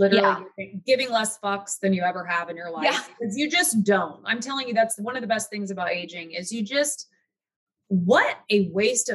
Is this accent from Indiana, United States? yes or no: yes; Indiana, United States; moved away; I'm from Indiana, from the Midwest